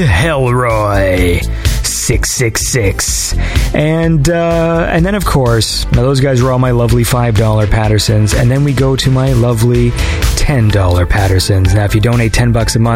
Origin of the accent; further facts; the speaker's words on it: Canada; I'm Canadian, so I say Z.